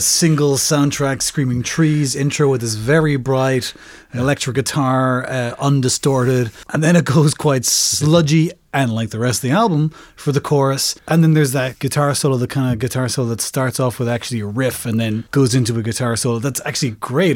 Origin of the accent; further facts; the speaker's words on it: Ireland; as an Irish person